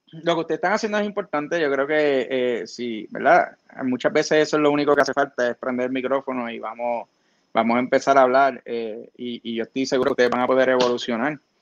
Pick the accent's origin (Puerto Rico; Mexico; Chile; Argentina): Puerto Rico; Florida